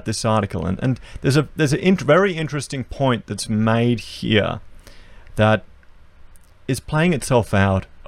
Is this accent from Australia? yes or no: yes; Australia; I'm an Australian